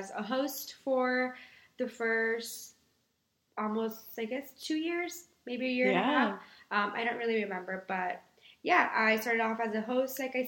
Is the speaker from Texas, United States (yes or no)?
yes; Brownsville, Texas, United States; moved away as an adult; now in Austin, United States; I was born and raised in Brownsville, Texas, which is deep down south, the valley to be exact